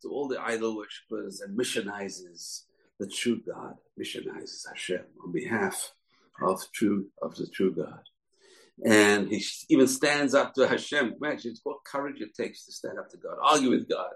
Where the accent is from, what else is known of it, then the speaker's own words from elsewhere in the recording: England, United Kingdom; Growing up as a little kid in England in the 60s, in the 70s